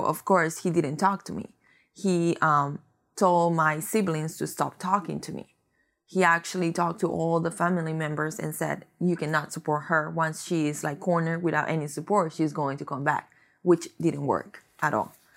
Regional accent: Costa Rica; moved away; I am from Costa Rica mm-hmm. originally, and I came in here about maybe ten years ago

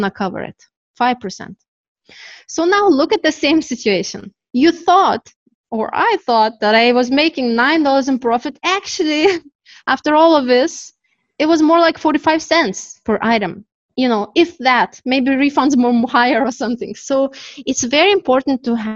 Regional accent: Canada; now in Turkey; I am from Canada, my company is Canadian, even though I'm in Turkey.

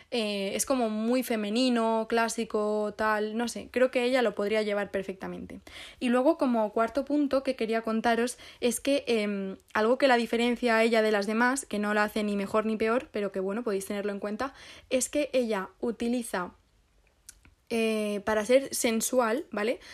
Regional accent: Guadalajara, Castilla-La Mancha, Spain; now in Madrid, Spain; ahora estoy en Guadalajara. en mi pueblo

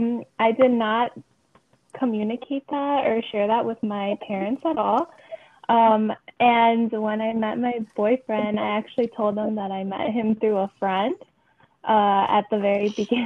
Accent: Chicago, Illinois, United States; I'm also a proud Latina, and I was born and raised in Chicago my entire life.

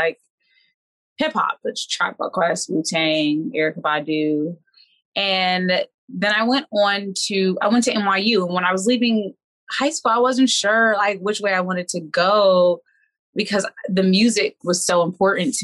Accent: Washington, District of Columbia, United States; I'm from Washington, D.C. I have been performing all of my life.

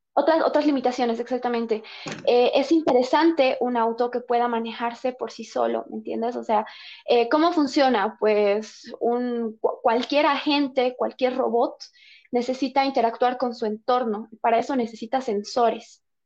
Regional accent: Bolivia; nosotros como bolivianos

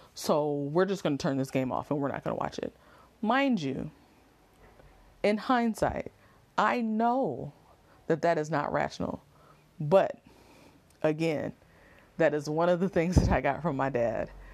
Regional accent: Oakland, California, United States; I'm really from Oakland

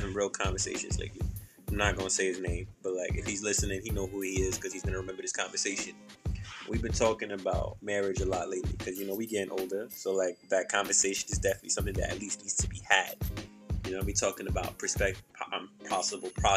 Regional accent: New York, United States; growing up in the African community, the African church, where you live is majority African. Like, you know, you see, like, you're just surrounded by Africans and stuff. And, like, African community, and like especially in New York

